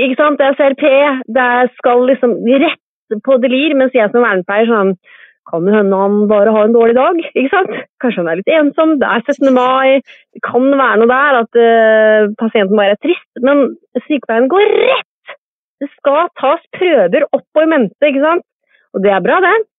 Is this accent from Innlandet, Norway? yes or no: no; Kodal, Vestfold, Norway; also born or lived in Sandefjord; now in Trondheim, Norway; Jeg er født og oppvokst på en gård i Vestfold